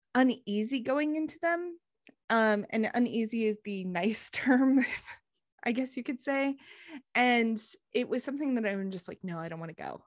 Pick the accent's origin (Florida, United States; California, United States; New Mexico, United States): New Mexico, United States; northern; now in Tennessee, United States; I grew up in northern New Mexico, so the forests are completely gr-, different than they are here